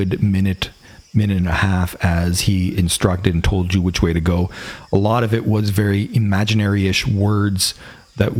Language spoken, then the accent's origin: English; Canada; accent: Canadian English; my Canadian English.